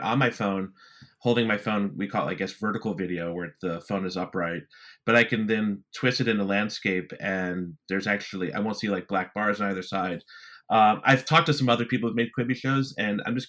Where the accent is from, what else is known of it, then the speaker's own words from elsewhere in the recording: United States; as an American